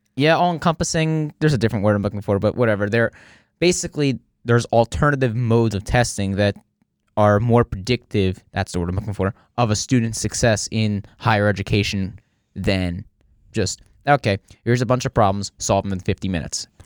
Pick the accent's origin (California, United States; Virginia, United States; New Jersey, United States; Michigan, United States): New Jersey, United States; accent: New Jersey; I'm from New Jersey